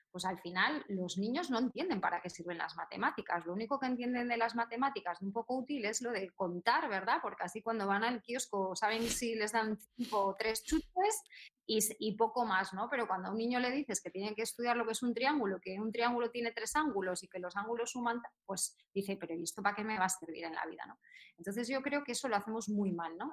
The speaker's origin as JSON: {"language": "Spanish", "town": "Salinas", "region": "Asturias", "country": "Spain", "tie": "born or raised there", "also_born_or_lived": "London", "moved": "as an adult", "lives_now": "Madrid, Spain", "said": "yo soy de Asturias"}